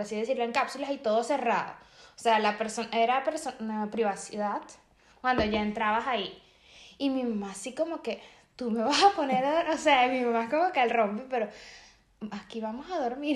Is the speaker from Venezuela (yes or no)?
yes; Venezuela; moved away; yo soy de Venezuela